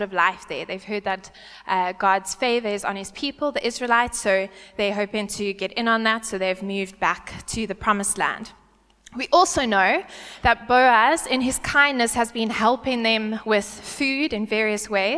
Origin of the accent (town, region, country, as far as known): South Africa; born or raised there; first language English